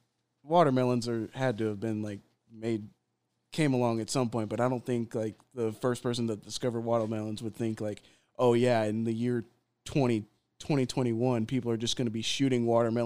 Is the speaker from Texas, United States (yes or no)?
yes; Texas, United States